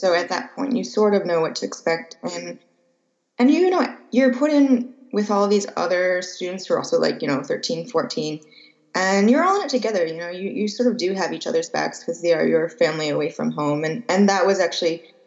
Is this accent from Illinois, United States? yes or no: yes; about an hour west of Chicago, Illinois, United States; I grew up in Illinois, about an hour west of Chicago